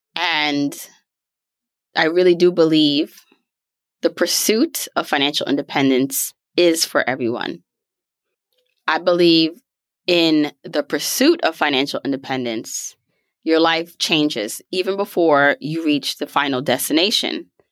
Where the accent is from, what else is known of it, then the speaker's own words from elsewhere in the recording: New York City, New York, United States; also born or lived in Jamaica; born in the beautiful island of Jamaica, raised in Brooklyn, New York